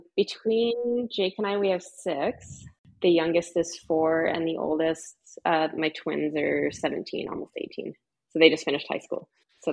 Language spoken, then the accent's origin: English; Canmore, Alberta, Canada; also born or lived in Calgary, Alberta; now in Invermere, Canada; I grew up in Canmore. Yep. Okay. And then I lived in Calgary for quite a while, like 20 years after university.